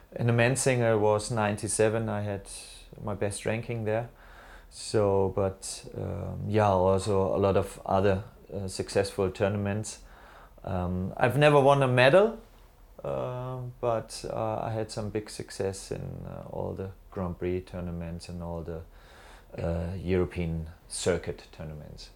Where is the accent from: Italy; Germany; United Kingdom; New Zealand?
Germany; I'm originally from Germany